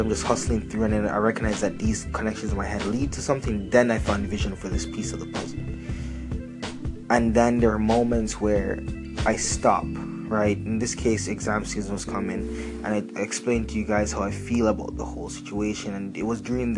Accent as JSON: {"language": "English", "country": "Canada", "said": "I'm from Canada"}